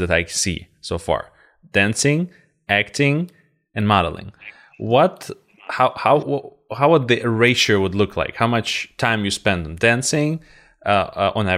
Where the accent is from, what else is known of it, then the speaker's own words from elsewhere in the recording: Russia; moved away; also born or lived in St. Petersburg, Russia; I come from Russia